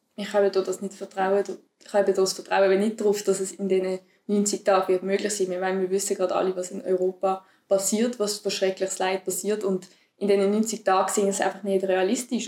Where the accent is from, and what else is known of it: Switzerland